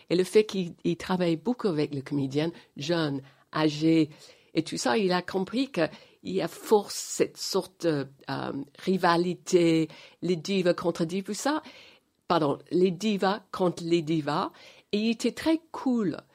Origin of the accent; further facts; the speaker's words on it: England, United Kingdom; French is a second language; moved away as an adult; also born or lived in Los Angeles; j'ai quitté Angleterre en 85